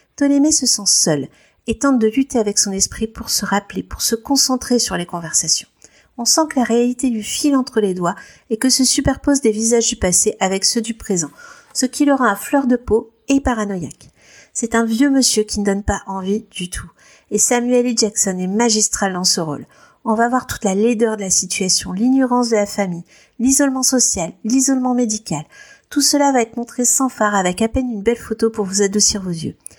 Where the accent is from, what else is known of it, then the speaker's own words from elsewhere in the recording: France; on est français